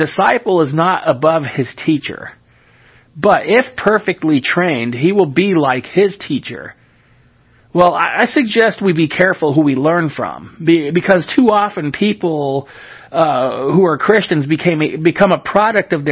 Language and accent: English; California, United States; moved away; I was born in the state of California, which makes me a Californian. And even though I live somewhere else, I live in a different state, that doesn't change anything